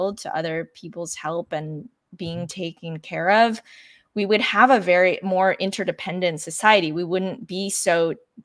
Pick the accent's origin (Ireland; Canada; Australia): Canada; I grew up in Canada where we have, you know, socialized healthcare